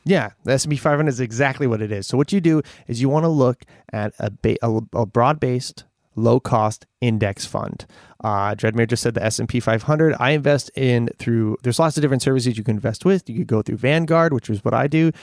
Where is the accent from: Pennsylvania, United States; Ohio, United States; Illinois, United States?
Pennsylvania, United States; Scranton; now in Los Angeles, United States; I grew up in Scranton